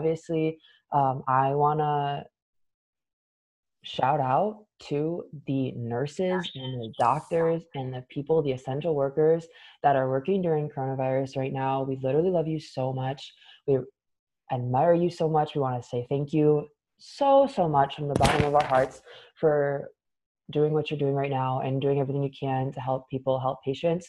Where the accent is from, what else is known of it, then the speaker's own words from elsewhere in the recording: Michigan, United States; I'm from Michigan.